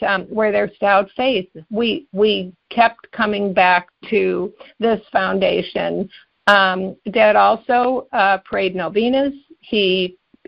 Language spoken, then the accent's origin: English; Cleveland, Ohio, United States; also born or lived in New Jersey; I grew up in both in Cleveland and New Jersey, but we were in Cleveland then